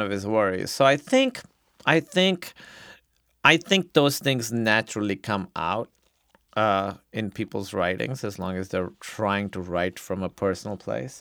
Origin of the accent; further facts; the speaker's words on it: Pakistan; now in United States; being a Pakistani immigrant yes, in America